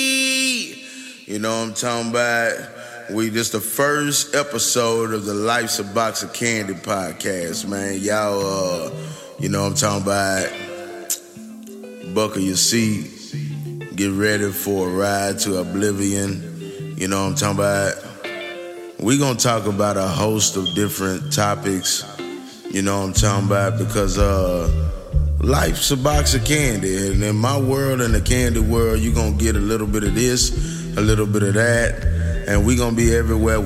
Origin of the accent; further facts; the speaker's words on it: Houston, Texas, United States; I'm born and raised in Houston, Texas